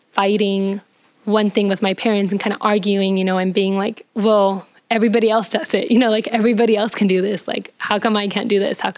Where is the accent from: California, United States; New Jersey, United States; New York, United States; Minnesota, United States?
California, United States; San Diego; because I was growing up in San Diego, so it's a very liberal culture.